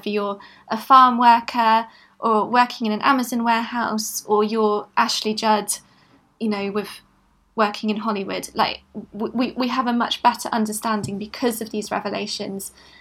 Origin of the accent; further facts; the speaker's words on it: Bristol, South West England, United Kingdom; also born or lived in London; I grew up in Bristol and I came back after university.